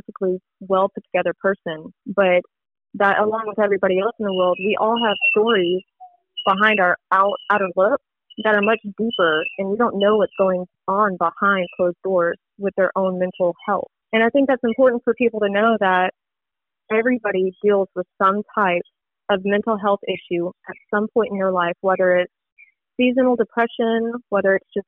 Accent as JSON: {"language": "English", "town": "Alvin", "region": "Texas", "country": "United States", "tie": "born or raised there", "also_born_or_lived": "Katy, Texas", "said": "Originally, I'm from Alvin, Texas"}